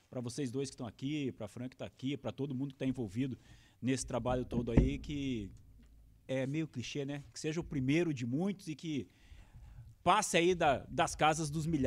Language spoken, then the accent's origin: Portuguese; Ponta Grossa, Paraná, Brazil; born there; now in Cascavel, Brazil; sou nascido em Ponta Grossa, hoje moro em Cascavel já há 20 anos.